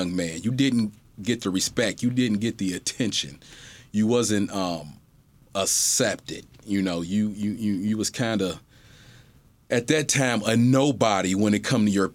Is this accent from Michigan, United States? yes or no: yes; Pontiac, Michigan, United States; I was born in Pontiac, Michigan.